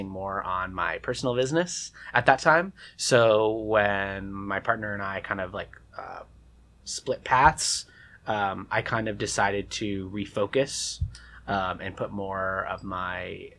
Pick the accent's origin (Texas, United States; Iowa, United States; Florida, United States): Florida, United States; West Palm Beach; I'm from West Palm Beach, Palm Beach Gardens, South Florida. So I actually went to a middle school of the arts and a high school of the arts as well